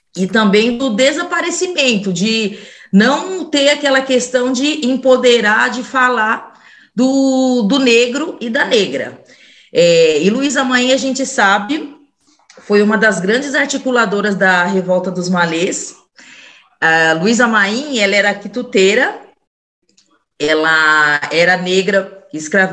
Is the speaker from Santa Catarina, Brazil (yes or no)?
no; Mauá, São Paulo, Brazil; also born or lived in São Bernardo do Campo; Mauá me adotou né, em 1985, dia 1 de janeiro, mas eu nasci na favela do Calux, dia 13 de dezembro de 79